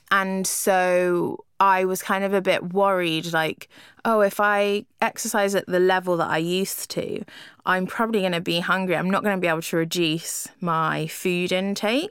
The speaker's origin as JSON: {"language": "English", "region": "London", "country": "United Kingdom", "also_born_or_lived": "Lisbon", "said": "being a Londoner"}